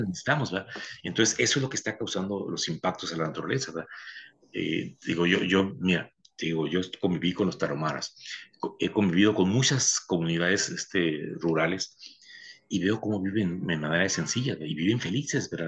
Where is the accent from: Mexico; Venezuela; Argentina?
Mexico; Baja California; pienso en Baja California, en mi tierra